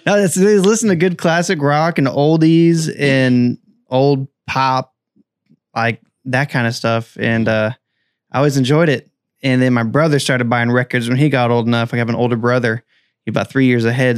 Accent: Mariposa, California, United States; also born or lived in Central Coast, California; I'm from Mariposa, California. Uh, grew up there.

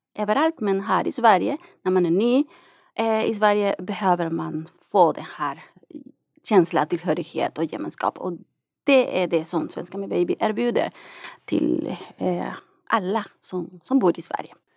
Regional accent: Nicaragua; Swedish is a second language; moved away as an adult; now in Sweden; jag kommer från Nicaragua

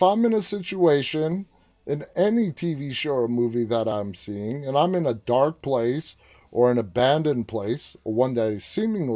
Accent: New York City, New York, United States; I grew up in New York City.

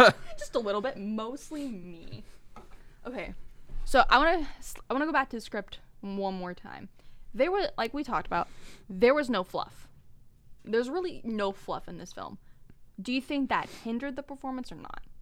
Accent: Bay Area, California, United States; Ben and I were born and raised in the Bay Area

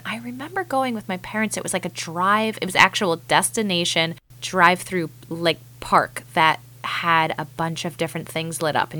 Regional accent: Connecticut, United States; We grew up in Connecticut, so the cold weather, snow, that kind of stuff, it feels like Christmas.

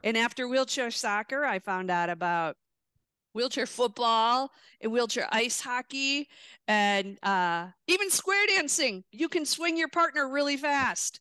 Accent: Milwaukee, Wisconsin, United States; born or raised there

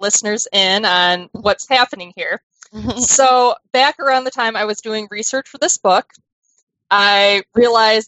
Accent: United States; being American

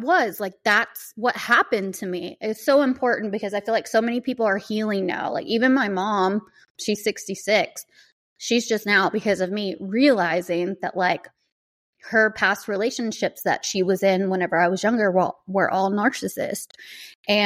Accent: the South, United States; I grew up in the South, very like kind of Baptist

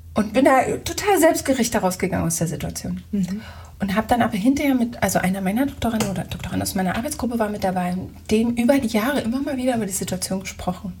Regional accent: Germany; moved away; ich ja Kartoffel bin

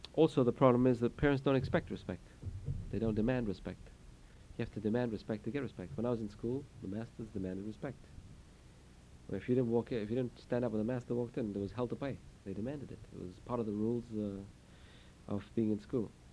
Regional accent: England, United Kingdom; moved away; I come from England

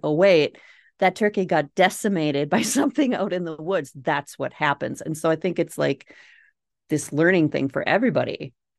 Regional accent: Minnesota, United States; accent: Minnesota; If you can't tell from my accent, Minnesota

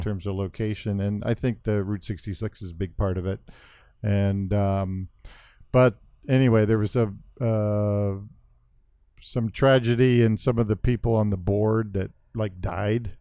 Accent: Central California, United States; also born or lived in Wisconsin; I grew up in Central California in farming communities.

